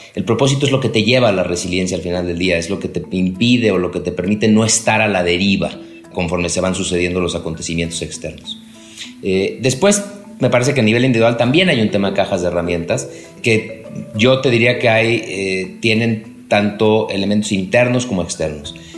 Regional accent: Mexico

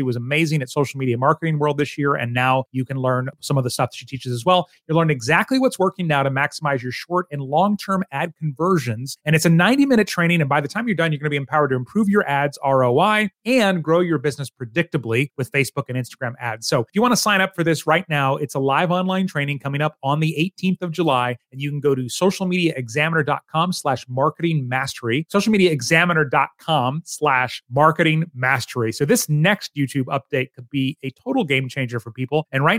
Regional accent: Japan; born there; since I was born in Japan, but do not speak Japanese

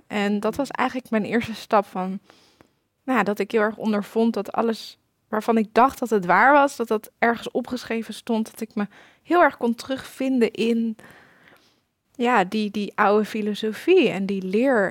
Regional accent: Amsterdam, North Holland, Netherlands; Ik ben opgegroeid in Hartje Amsterdam

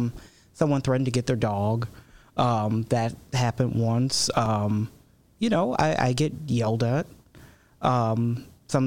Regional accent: Chicago, Illinois, United States; now in DuPage County, United States; I was born in Chicago.

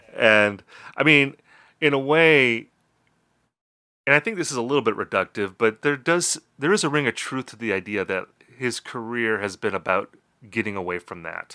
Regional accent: Wisconsin, United States; Justin and I come from Wisconsin. We're both raised on album-oriented rock radio

